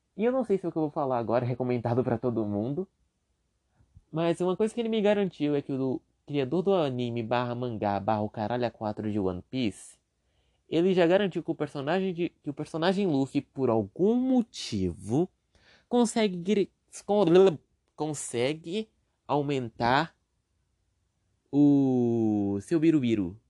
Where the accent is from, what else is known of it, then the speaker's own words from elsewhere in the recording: Brazil; Mas eu sou preguiçoso e sou brasileiro